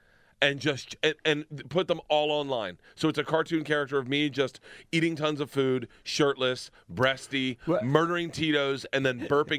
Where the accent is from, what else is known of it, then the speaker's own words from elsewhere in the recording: Tampa, Florida, United States; I was born in Tampa.